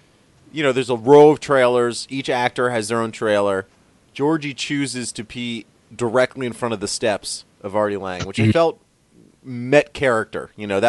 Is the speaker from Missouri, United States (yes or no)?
no; Maryland, United States; I'm from Maryland.